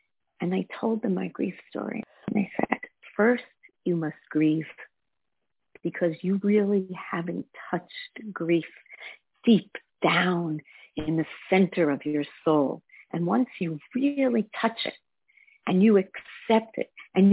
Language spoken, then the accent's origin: English; Israel; moved away; I grew up in Israel, and I grew up under the clouds of the Holocaust